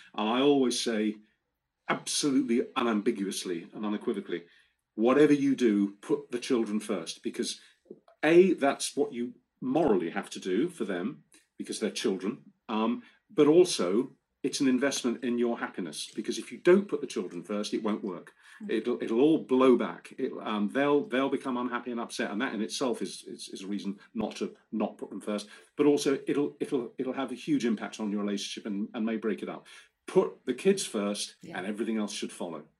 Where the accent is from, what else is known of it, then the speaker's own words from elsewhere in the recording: Romford, London, United Kingdom; moved away; Romford in Essex, where I'm born, my hometown